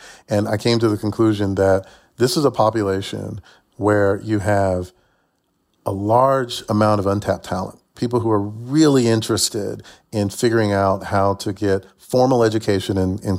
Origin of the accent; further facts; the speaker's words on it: Atlanta, Georgia, United States; also born or lived in Chattanooga, Tennessee / Massachusetts; as you can tell by my accent, I'm from Chattanooga, Tennessee, but my earliest memory is arriving in Atlanta on a moving truck at the age of 3. So I think of myself as being from Atlanta.